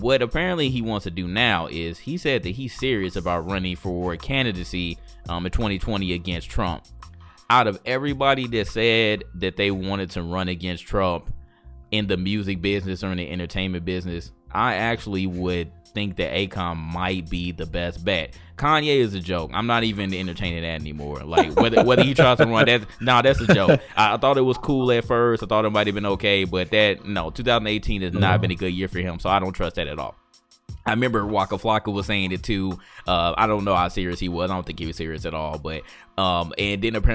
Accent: St. Louis, Missouri, United States; I'm from St. Louis

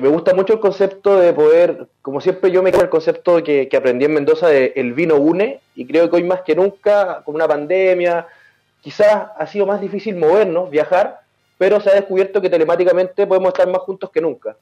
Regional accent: Rancagua, O'Higgins, Chile; moved away as an adult; also born or lived in San Fernando, Chile / Santa Cruz, Chile; now in Santiago, Chile; yo soy oriundo de Rancagua

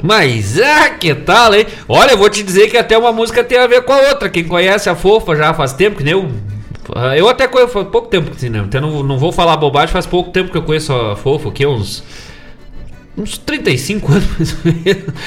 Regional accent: Bom Jesus, Rio Grande do Sul, Brazil; moved away; minha terra natal, minha querida Bom Jesus, lá nos campos de cima da serra

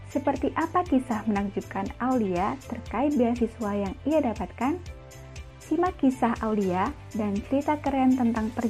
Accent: Lumajang, East Java, Indonesia; Jadi saya kan lahir dan besar di Lumajang

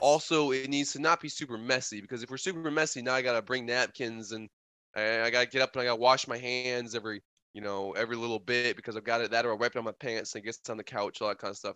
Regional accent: Wisconsin, United States; since I'm from the north, since I'm from Wisconsin

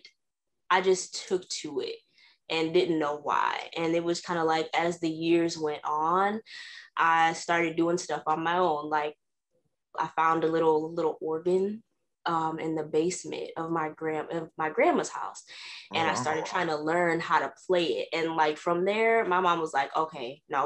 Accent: Racine, Wisconsin, United States; I'm actually born and raised in Racine, which is right next to Milwaukee

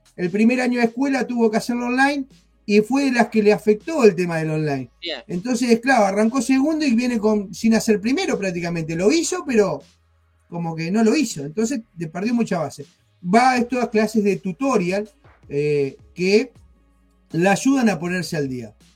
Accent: Argentina; moved away; nosotros somos argentinos, en Argentina

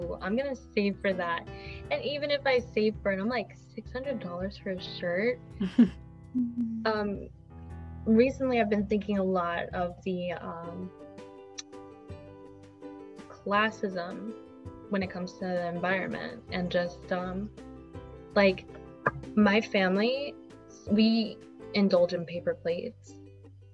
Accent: United States; being an American

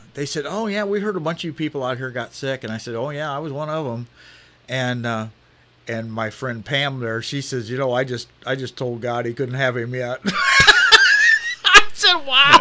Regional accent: United States; I grew up in West Township

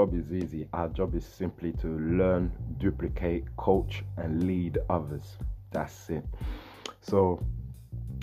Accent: London, United Kingdom; I'm from London here, UK

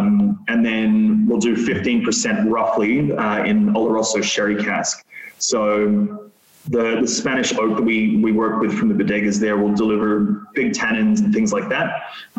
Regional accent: Australia; I'm Australian, so price points are always going to be important to me.

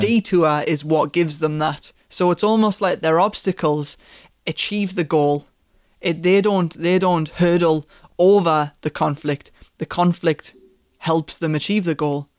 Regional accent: United Kingdom; As a British person

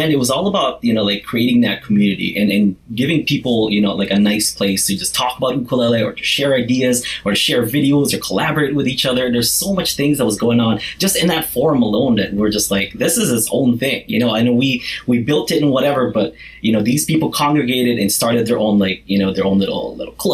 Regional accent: Kauai, Hawaii, United States; it was big for someone like me because I'm from Kauai like, which is a smaller island in the Hawaiian island chain it's like the most country bumpkin island you know

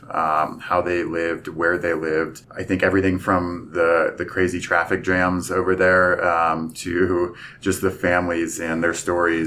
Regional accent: Pennsylvania, United States; moved away as an adult; I'm originally from Pennsylvania

